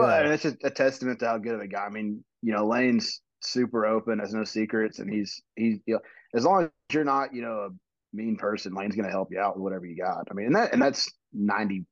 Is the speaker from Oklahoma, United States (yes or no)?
no; Montgomery, Texas, United States; also born or lived in Houston area, Texas; I'm actually born and raised in Montgomery, Texas, which is about an hour-ish, depending on how fast you drive in traffic, northwest of Houston